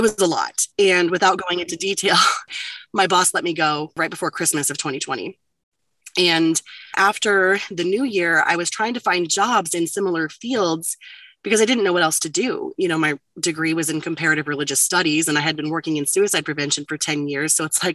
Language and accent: English; Ohio, United States; now in Roanoke, Virginia, United States; I'm originally from Ohio